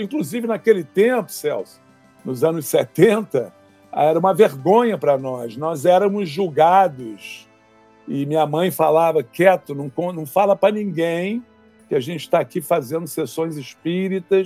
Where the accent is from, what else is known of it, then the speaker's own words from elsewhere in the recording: Rio de Janeiro, Brazil; also born or lived in California; Eu fui criado no Rio de Janeiro, no bairro do Flamengo